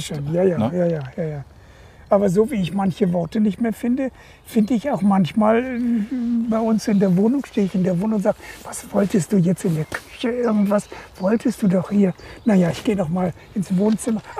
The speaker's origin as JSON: {"language": "German", "town": "Kolberg", "region": "West Pomeranian Voivodeship", "country": "Poland", "tie": "born there", "said": "Nein, ich bin ja an der Ostsee geboren."}